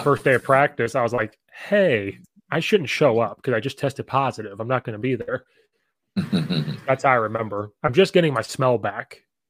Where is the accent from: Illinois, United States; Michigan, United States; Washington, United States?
Illinois, United States; Central; So I grew up in Central Illinois, which is similar to Indiana.